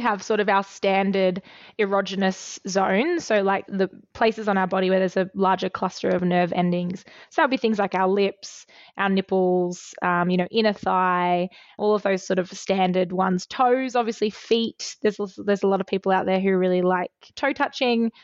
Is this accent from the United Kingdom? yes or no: no; Australia; as a fifteen-year-old girl growing up in Australia